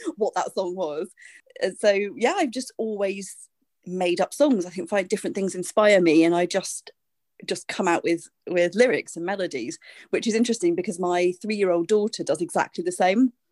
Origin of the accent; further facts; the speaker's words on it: United Kingdom; I'm a British singer, songwriter, artistic director